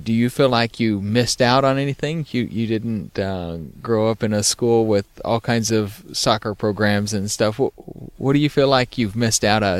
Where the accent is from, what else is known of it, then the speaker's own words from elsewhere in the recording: Texas, United States; growing up in Texas?